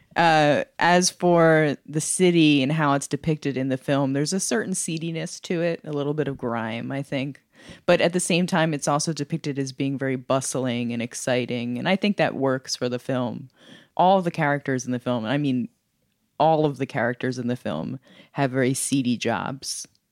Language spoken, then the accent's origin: English; Philadelphia, Pennsylvania, United States; my hometown of Philadelphia